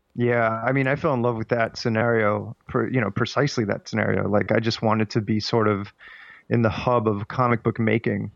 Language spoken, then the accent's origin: English; Miami, Florida, United States; moved away as an adult; now in New York, United States; I was raised in Miami, but as soon as I graduated, I just went.